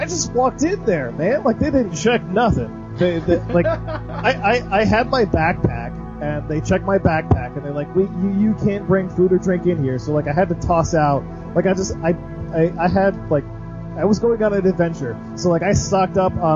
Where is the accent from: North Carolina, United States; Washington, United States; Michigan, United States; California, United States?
Michigan, United States; I am a nobody from Michigan